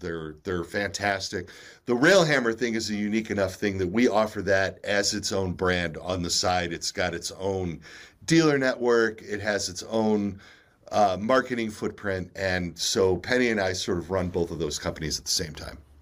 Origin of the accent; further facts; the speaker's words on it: United States; being a, a child of the eighties, you know, um, and, and, and being an American in the nineteen seventies and nineteen eighties